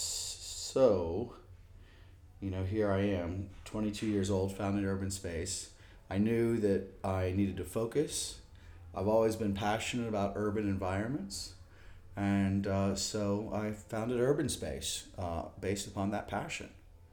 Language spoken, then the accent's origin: English; Charleston, West Virginia, United States; now in Austin, United States; I grew up in Charleston, West Virginia